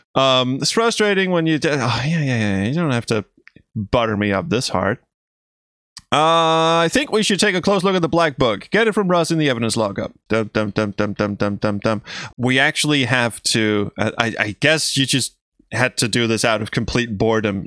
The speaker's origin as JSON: {"language": "English", "country": "Denmark", "first_language": "Danish", "second_language": "English", "said": "my native language, Danish"}